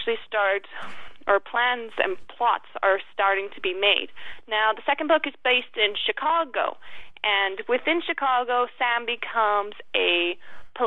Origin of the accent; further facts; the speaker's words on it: Stony Plain, Alberta, Canada; I'm originally from Stony Plain, Canada